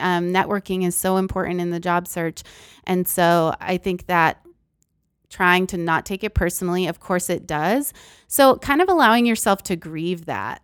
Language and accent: English; Massachusetts, United States; moved away as an adult; also born or lived in Philippines / Texas; I'm originally from Massachusetts, so I moved to Texas